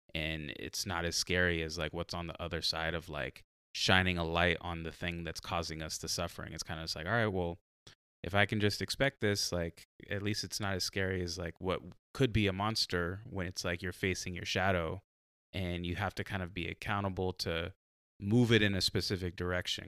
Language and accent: English; San Diego, California, United States; now in Oregon, United States; I'm from San Diego